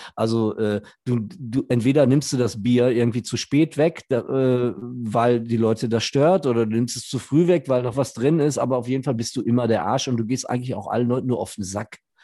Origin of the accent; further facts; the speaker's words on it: Gelsenkirchen, North Rhine-Westphalia, Germany; ich bin in Gelsenkirchen groß geworden